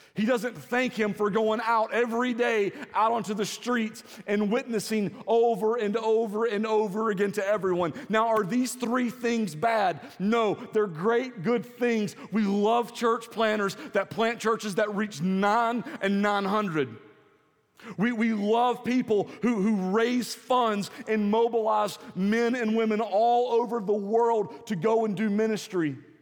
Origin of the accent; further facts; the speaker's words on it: the South, United States; accent: Southern; I don't think that I have a really strong Southern accent